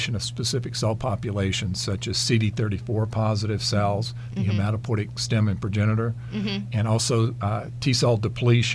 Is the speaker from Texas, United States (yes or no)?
no; North Carolina, United States; moved away as an adult; also born or lived in Nebraska; my home state is North Carolina, so it was moving back home